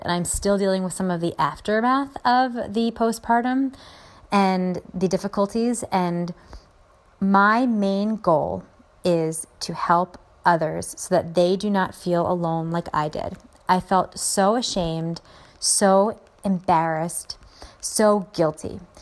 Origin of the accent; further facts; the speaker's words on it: Philadelphia, Pennsylvania, United States; I'm from the Philly area